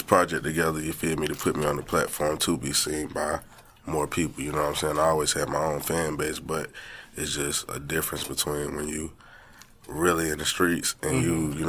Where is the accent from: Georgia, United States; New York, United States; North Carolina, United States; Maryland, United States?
North Carolina, United States; Winston-Salem; I'm from Winston-Salem, North Carolina, known as Detroit 4.